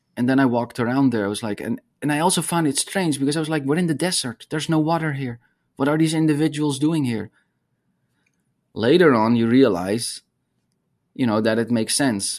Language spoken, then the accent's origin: English; Netherlands; moved away as an adult; also born or lived in Arizona; I grew up in the Netherlands